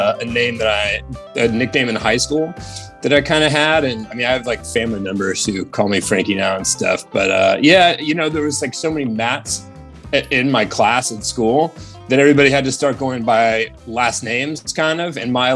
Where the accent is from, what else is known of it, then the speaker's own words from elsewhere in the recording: Sebastopol, California, United States; also born or lived in Petaluma, California / Santa Rosa, California; Sebastopol is kind of what I call my hometown, just because I moved there when I was like, I was 11 or 12. And so like went to high school there